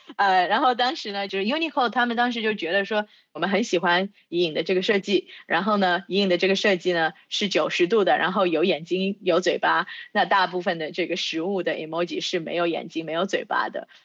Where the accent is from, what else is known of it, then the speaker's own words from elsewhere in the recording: China; 我是在中国出生长大的